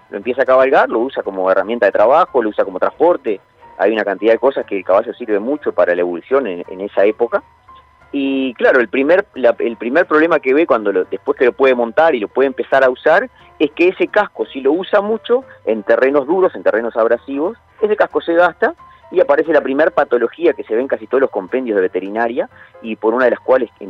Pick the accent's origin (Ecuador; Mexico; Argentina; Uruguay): Uruguay; Santa Clara de Olimar, Treinta y Tres; Yo soy de Santa Clara de Olimar, de 33, y había dos herrerías en, mi pueblo, y que hoy están abandonadas